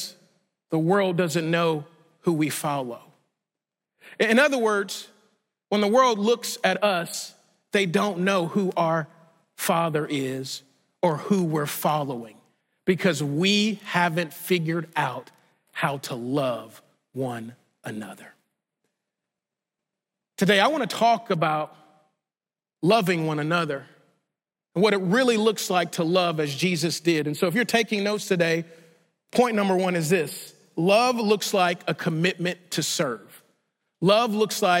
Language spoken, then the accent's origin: English; Shreveport, Louisiana, United States; the small charismatic church that I grew up in Shreveport, Louisiana